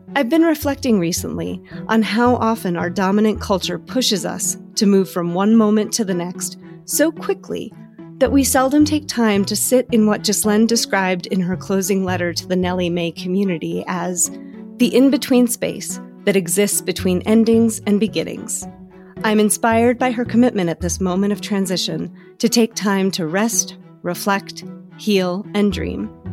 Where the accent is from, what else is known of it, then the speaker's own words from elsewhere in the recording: Arusha, Tanzania; also born or lived in Botswana; now in United States; I grew up in Tanzania, so I was, like, in those smaller areas, like, in Arusha and outside